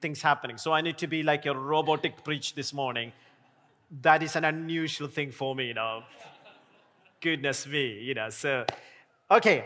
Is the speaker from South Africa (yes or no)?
no; India; now in Sheffield, United Kingdom; I'm an Indian